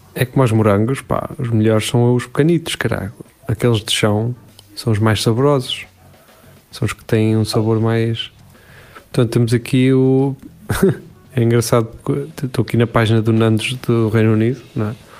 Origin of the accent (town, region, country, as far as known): Portugal